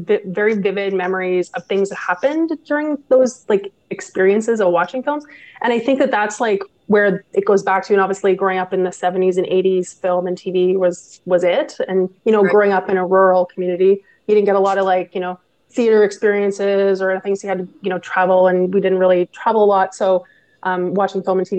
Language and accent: English; Quebec side of the Ottawa Valley, Canada; also born or lived in Gatineau, Quebec; I'm from the Ottawa Valley, originally from the Quebec side of the Ottawa Valley, from a town called Shawa, Quebec.